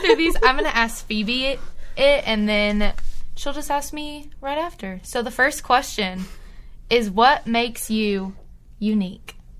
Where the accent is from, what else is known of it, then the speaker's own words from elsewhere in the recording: Tyler, Texas, United States; I'm from Tyler, Texas, East Texas area, very rural